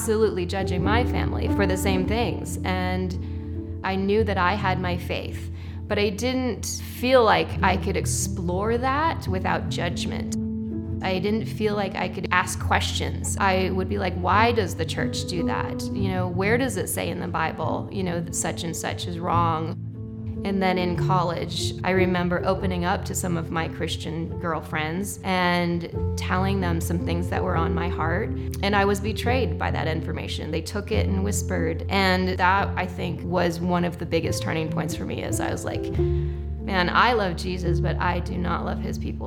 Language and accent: English; Boulder, Colorado, United States; I was born in Boulder, Colorado